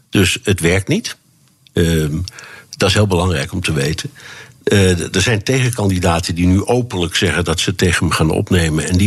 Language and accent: Dutch; Tehran, Tehran Province, Iran; Dutch is a second language; also born or lived in United States; Ik, ik kwam uit Teheran, waar ik de, de, de Iraanse revolutie heb meegemaakt.